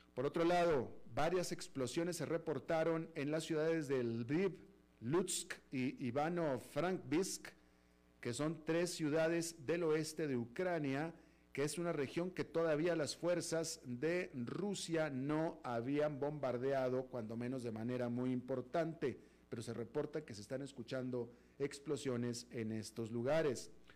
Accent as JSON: {"language": "Spanish", "country": "Mexico", "tie": "born or raised there", "moved": "yes", "lives_now": "United States", "said": "como ciudadano americano incluso, pero soy de nacimiento mexicano"}